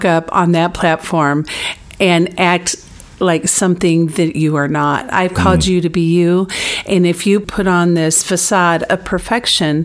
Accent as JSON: {"language": "English", "region": "Michigan", "country": "United States", "tie": "born or raised there", "said": "I was born and raised in Michigan, as was Dan"}